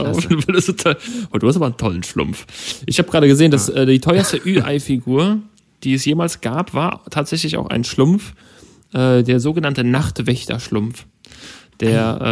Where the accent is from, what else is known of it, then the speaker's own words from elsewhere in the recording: Germany; als Deutscher, äh, lebe in Deutschland